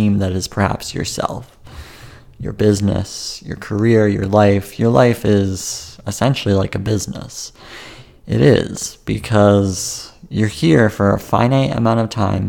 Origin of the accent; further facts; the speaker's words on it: Vancouver, British Columbia, Canada; my hometown, which I've grown up my whole life.